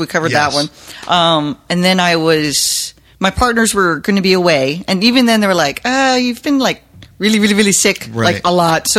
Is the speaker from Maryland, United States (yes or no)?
yes; Harford County, Maryland, United States; moved away as an adult; now in Philippines; I'm from Harford County.